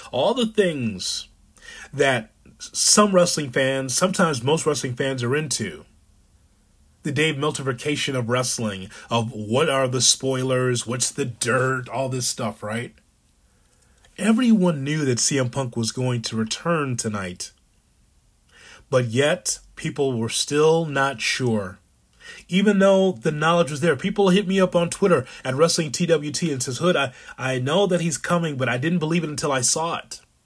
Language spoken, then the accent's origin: English; Chicago, Illinois, United States; he's one of ours, as far as being a Chicagoan